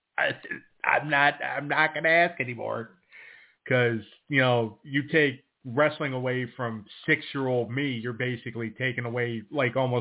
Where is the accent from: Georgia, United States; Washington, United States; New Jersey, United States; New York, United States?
New York, United States; Buffalo; I grew up in Buffalo